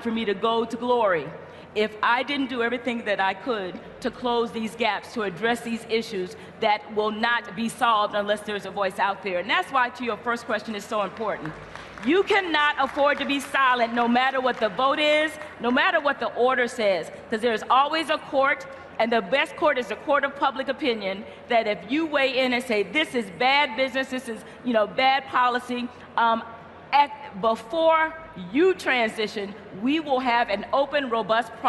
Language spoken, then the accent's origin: English; the South, United States; I'm from the South